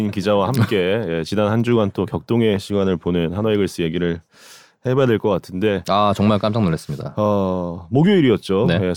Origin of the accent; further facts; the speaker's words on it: Daejeon, South Korea; 제가 보문산 뒷자락에서 태어났습니다. 아. 아 진짜로? 동네가 어디 어디죠? 저희 대사동.